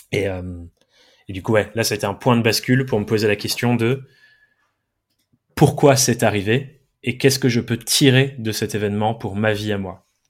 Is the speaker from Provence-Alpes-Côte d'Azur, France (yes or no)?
no; Dordogne, Nouvelle-Aquitaine, France; moved away; J'ai grandi, je suis anglais, j'ai grandi en Dordogne, de euh, deux parents anglais aussi